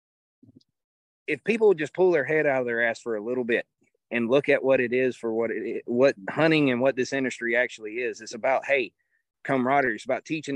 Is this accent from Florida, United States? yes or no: yes; hometown of Chipper Jones, Florida, United States; my hometown's where Chipper Jones is born and raised